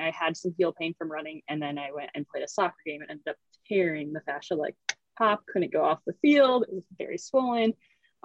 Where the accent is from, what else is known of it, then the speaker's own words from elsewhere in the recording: Kenosha, Wisconsin, United States; moved away; I'm originally from Kenosha, Wisconsin